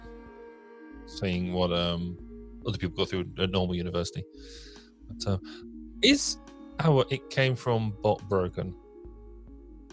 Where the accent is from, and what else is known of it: United Kingdom